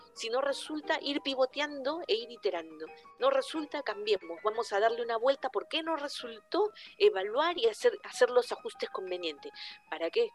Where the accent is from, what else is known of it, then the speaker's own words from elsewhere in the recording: Lima, Peru; moved away as an adult; now in Santiago, Chile; los limeños somos más capitalinos